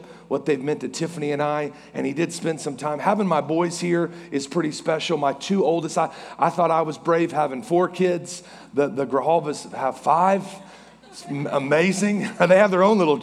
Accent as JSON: {"language": "English", "town": "Norman", "region": "Oklahoma", "country": "United States", "lives_now": "Oklahoma City, United States", "said": "I am from Norman on the other side of Oklahoma City, and so I'm a diehard Sooner fan"}